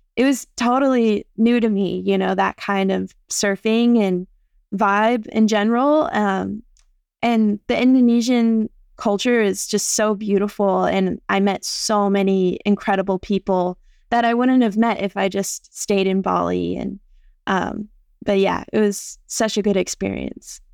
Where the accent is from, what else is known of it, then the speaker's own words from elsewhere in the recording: San Clemente, California, United States; moved away as an adult; also born or lived in Wailua, Hawaii; now in Oahu, United States; I've, um, lived in San Clemente almost my whole life. Originally, I am from Wailua, just here in Hawaii, um, and I moved over to San Clemente when I was around six years old. and I've lived there since